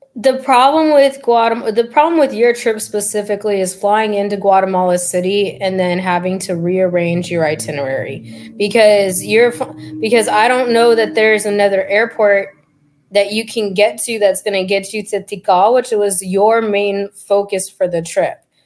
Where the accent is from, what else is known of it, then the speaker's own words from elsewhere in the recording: Fremont, California, United States; also born or lived in San Diego; I grew up in the Bay Area, uh, right outside of San Francisco and Fremont